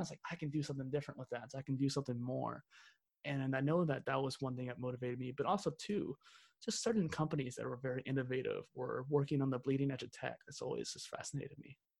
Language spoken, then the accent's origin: English; central Missouri, United States; I'm from the Midwest of the Midwest, so basically central Missouri